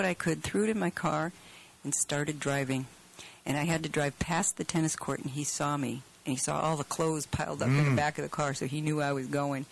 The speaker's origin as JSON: {"language": "English", "town": "Rochester", "country": "United States", "also_born_or_lived": "California", "moved": "as an adult", "said": "I'm from Rochester."}